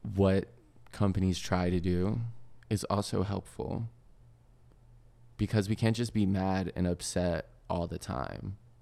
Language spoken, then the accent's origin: English; the South, United States; growing up in the South, Chick-fil-A's are everywhere